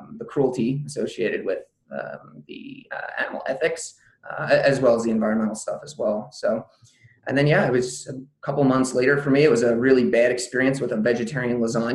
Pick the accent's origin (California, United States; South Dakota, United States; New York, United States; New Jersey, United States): New Jersey, United States; Southern; I'm originally from Southern New Jersey, and at the time I was still living in the area